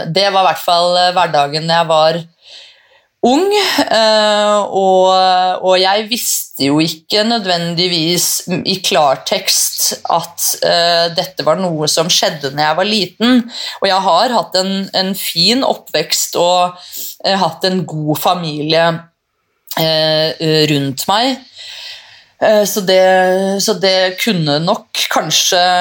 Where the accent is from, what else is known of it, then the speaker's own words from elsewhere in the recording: Tårnåsen, Akershus, Norway; Jeg er jo fra Tårnåsen